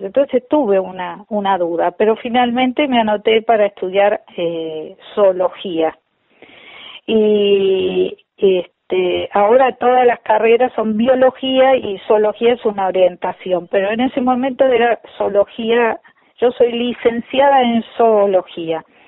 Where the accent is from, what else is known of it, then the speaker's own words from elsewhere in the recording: La Plata, Buenos Aires Province, Argentina; yo soy platense